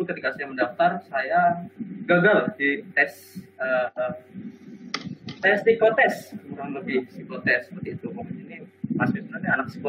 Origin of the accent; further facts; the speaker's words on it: Sorong, Southwest Papua, Indonesia; saya waktu itu sedang ada di Sorong di Papua ya tempat daerah saya ya.